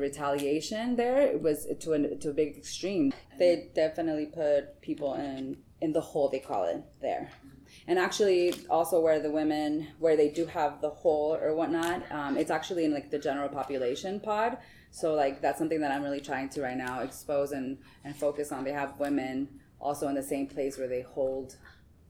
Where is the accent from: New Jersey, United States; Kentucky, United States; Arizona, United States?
Arizona, United States; Tucson; moved away as an adult; also born or lived in California; now in Washington, D.C., United States; I'm from Tucson, Arizona